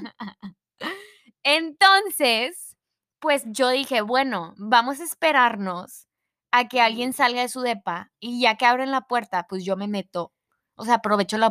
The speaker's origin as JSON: {"language": "Spanish", "country": "Mexico", "first_language": "Spanish", "said": "Yo soy mexicana"}